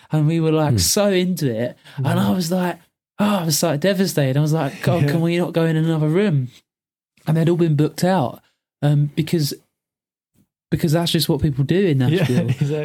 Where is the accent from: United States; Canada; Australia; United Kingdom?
United Kingdom; England; we're just English